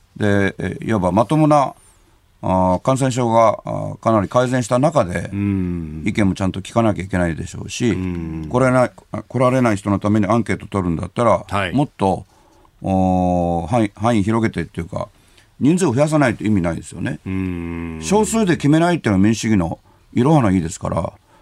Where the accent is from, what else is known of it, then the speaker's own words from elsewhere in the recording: Kobe, Hyogo, Japan; 神戸生まれなんで、うんうん、ちっちゃい頃からもう外国人の方が周りにいっぱいいてですね